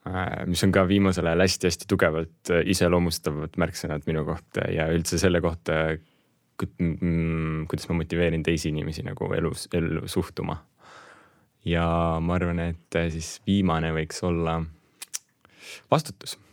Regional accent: Russia; born there; mina, minu väike vend, me ainsatena äh, meie suguvõsas ja perekonnas sündisime Venemaal ja kõik ülejäänud on eestlased ja tegelikult kodakondsuselt ma olen ka nagu eestlane.

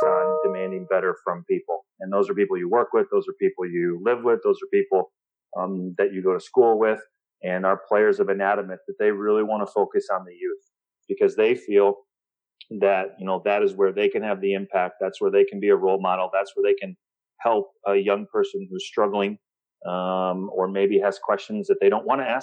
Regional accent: Midwest, United States; now in Chattanooga, United States; growing up in the Midwest

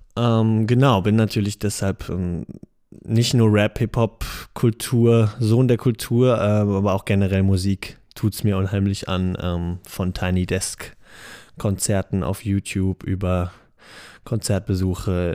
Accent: Heidelberg, Baden-Württemberg, Germany; now in Mainz, Germany; ich bin 26, geboren in Heidelberg, lebe aber in dem schönen Mainz

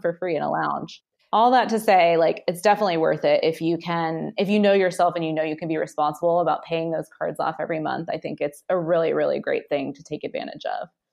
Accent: Nashville, Tennessee, United States; I grew up in Nashville, Tennessee

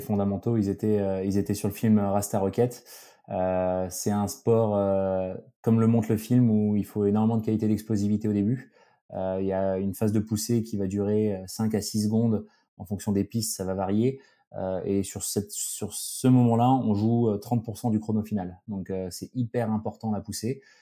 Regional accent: Alsace, Grand Est, France; moved away as an adult; also born or lived in Grenoble; j'ai grandi en Alsace

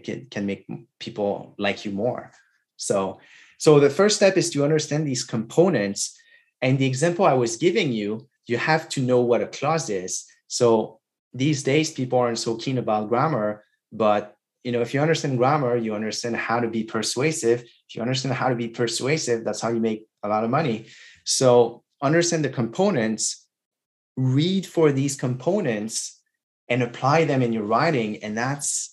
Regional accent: Quebec, Canada; first language French; English is a second language; now in Toronto, Canada; I grew up in Quebec, so in a small town. And so most of Quebec is French speaking. And so I grew up in French.

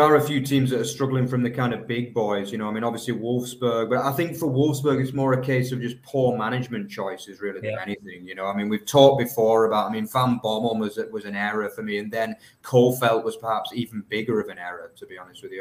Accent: England, United Kingdom; now in Germany; I'm an English guy

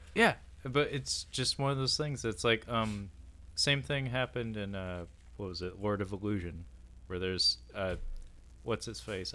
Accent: Seattle, Washington, United States; that sounds like my hometown

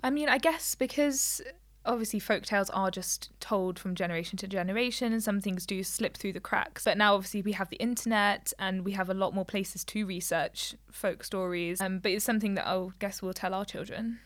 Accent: Leicester, East Midlands, United Kingdom; we're from Leicester

